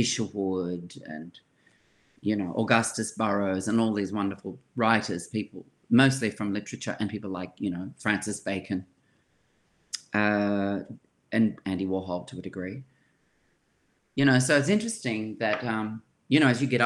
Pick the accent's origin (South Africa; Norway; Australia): Australia; Sydney, New South Wales; when I was growing up in Surry Hills, it was multicultural.